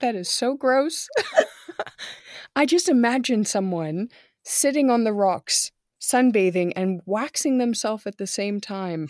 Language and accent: English; near Monterey Bay, California, United States; moved away as an adult; now in Germany; I grew up in California near Monterey Bay